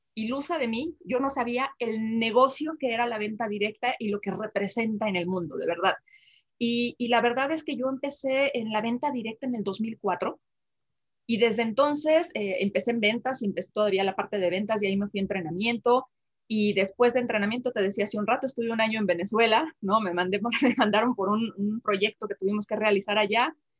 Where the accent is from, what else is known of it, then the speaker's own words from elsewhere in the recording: Jalisco, Mexico; moved away as an adult; also born or lived in Aguascalientes; yo nací en Jalisco, una comunidad muy pequeña, en un pueblito